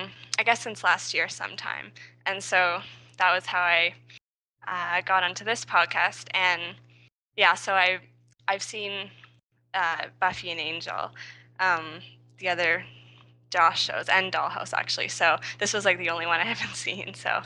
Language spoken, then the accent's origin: English; Kingston, Ontario, Canada; I am from Kingston, Ontario, Canada.